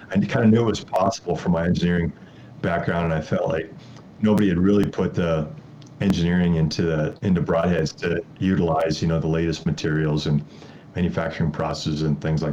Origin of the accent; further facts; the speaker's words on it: Wisconsin, United States; moved away as an adult; now in Colorado, United States; I actually grew up in Wisconsin.